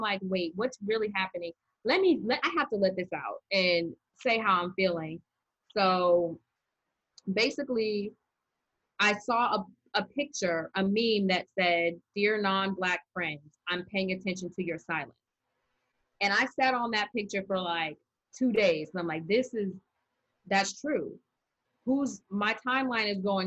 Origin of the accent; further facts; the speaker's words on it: Arizona, United States; moved away; also born or lived in Maryland; When I was growing up in Arizona, it wasn't unusual for me to be the minority in the class